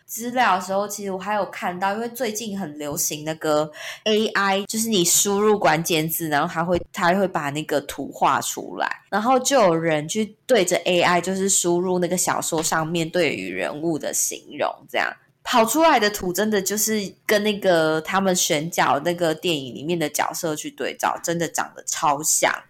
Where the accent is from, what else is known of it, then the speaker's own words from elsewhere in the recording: Taiwan; first language Taiwanese Hokkien; Chinese is a second language; 我对自己的自我认知是我就是台湾这片土地的人，那我就是台湾人